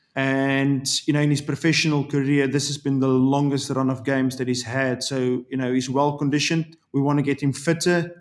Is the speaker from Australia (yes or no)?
no; South Africa; moved away as an adult; also born or lived in Ireland; now in England; I'm a South African. I love my country.